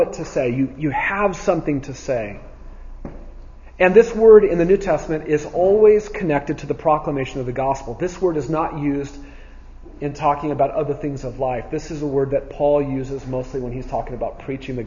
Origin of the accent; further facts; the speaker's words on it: United States; American Christians